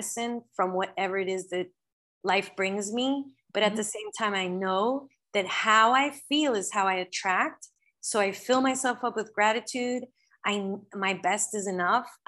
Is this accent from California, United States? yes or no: yes; Los Angeles, California, United States; moved away; I was born in Los Angeles